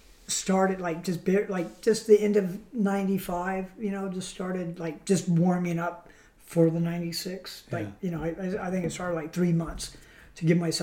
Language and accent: English; San Clemente, California, United States; I'm from San Clemente.